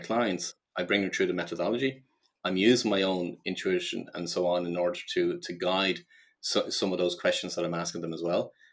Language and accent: English; Ireland; I grew up in Ireland